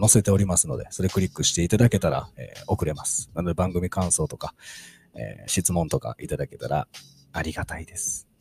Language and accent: Japanese; Kansai, Japan; 関西人なんで、小さい頃から喋ることに